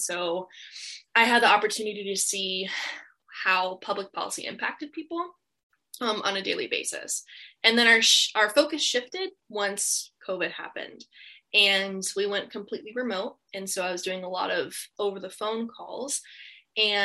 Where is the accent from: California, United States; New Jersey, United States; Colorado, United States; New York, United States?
Colorado, United States; now in Port Angeles, United States; I grew up in Colorado